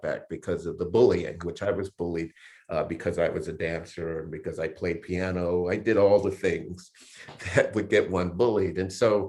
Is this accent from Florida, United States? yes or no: yes; Miami, Florida, United States; also born or lived in Jacksonville, Florida; I grew up in Miami, Florida.